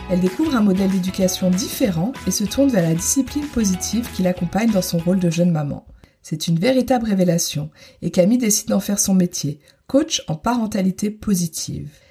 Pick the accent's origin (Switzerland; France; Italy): France; moved away as an adult; now in Germany; j'ai 35 ans, je suis française et habite en Allemagne depuis maintenant 9 ans.